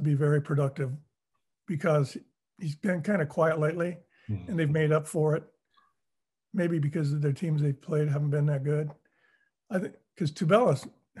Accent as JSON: {"language": "English", "region": "Utah", "country": "United States", "said": "I'm from Utah"}